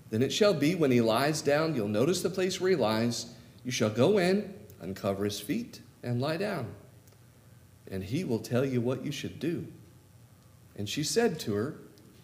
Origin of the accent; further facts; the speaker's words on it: California, United States; moved away as an adult; now in Oklahoma, United States; I'm a Californian living in Oklahoma